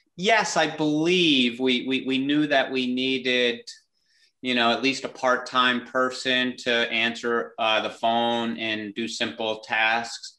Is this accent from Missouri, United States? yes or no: no; Clifton Park, New York, United States; growing up in Clifton Park, about 10 minutes down the road